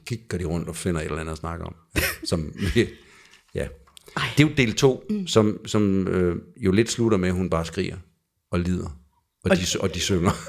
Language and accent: Danish; Jutland, Denmark; jeg kommer fra Jylland